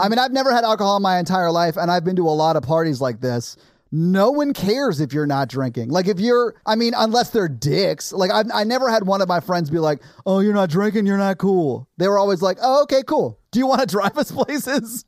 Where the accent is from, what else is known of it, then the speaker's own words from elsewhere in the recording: the South, United States; I grew up in the South